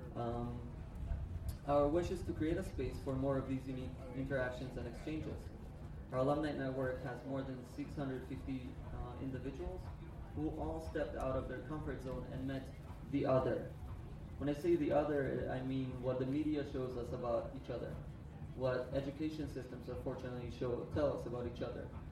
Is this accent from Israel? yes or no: yes; Israel; So I'm from Israel.